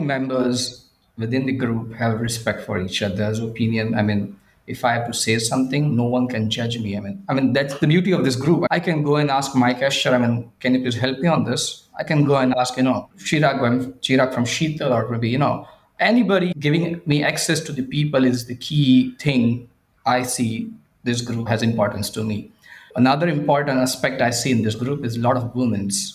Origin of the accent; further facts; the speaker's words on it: India; I'm from India